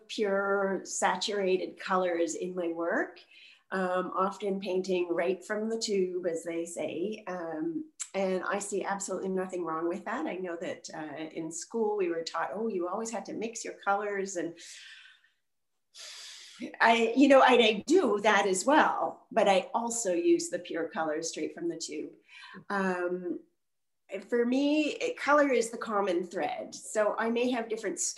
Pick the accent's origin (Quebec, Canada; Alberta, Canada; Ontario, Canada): Quebec, Canada; Montreal; I'm from Montreal, and I live about an hour north of the city now